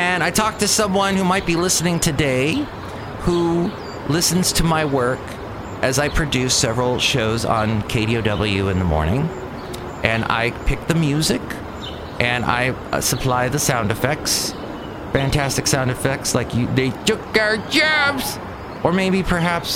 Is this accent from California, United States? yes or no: yes; Southern California, United States; growing up in Southern California